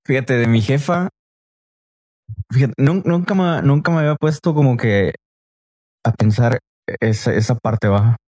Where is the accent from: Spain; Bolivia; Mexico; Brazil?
Mexico; Río Bravo, Tamaulipas; also born or lived in Reynosa, Tamaulipas / Ciudad Mante, Tamaulipas; soy de Reynosa pero pues yo siempre he dicho va, de que no, pues yo soy de Río Bravo, pero sí, yo estoy viviendo ahora sí que también la mitad de mi vida en, en, El Mante, allá